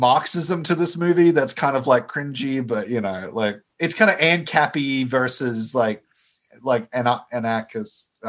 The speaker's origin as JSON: {"language": "English", "country": "Australia", "also_born_or_lived": "Stanford, California", "moved": "as an adult", "lives_now": "Spring Hill, United States", "said": "being Australian"}